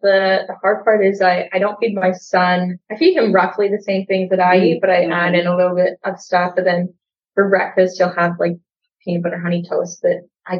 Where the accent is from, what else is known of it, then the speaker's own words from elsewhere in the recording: Regina, Saskatchewan, Canada; I'm from Regina, Saskatchewan, and I work in commercial real estate, and I'm a full-time single mom as well.